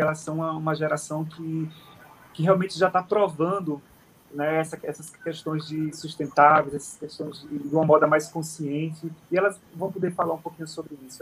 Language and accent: Portuguese; Sergipe, Brazil; moved away as an adult; also born or lived in Rio de Janeiro; now in Paris, France; a gente tem um porto seguro, que é, é, é Sergipe, né? A gente é nordestino